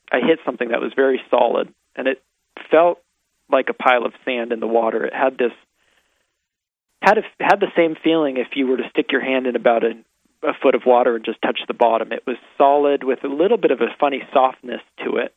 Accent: San Rafael, California, United States; also born or lived in Chicago, Illinois; I grew up in San Rafael, California, out in Lucas Valley, and I moved from Chicago when I was six with my family

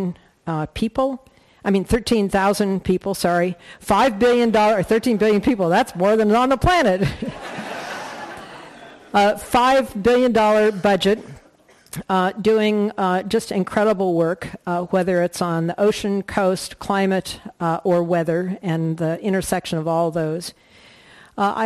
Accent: Colorado, United States; moved away; I grew up in Colorado

